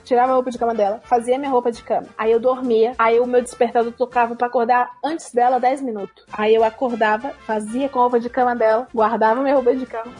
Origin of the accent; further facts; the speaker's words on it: Ceará, Brazil; moved away as an adult; eu sou do Ceará